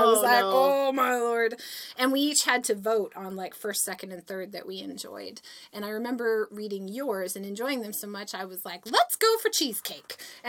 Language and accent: English; Vancouver, British Columbia, Canada; moved away as an adult; now in Eugene, United States; I have now been out of Vancouver for 8 years